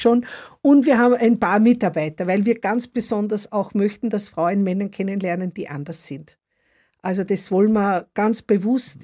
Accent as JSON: {"language": "German", "region": "Upper Austria", "country": "Austria", "moved": "yes", "lives_now": "Stuttgart, Germany", "said": "Ich komme aus Oberösterreich. Also so wie es Österreicher gibt, gibt es auch Oberösterreicher und da komme ich her."}